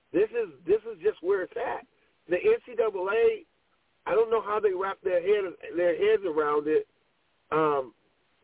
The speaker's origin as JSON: {"language": "English", "town": "Pasadena", "region": "California", "country": "United States", "tie": "born or raised there", "said": "I grew up in LA in Pasadena when Christian Okoye was at Azusa Pacific"}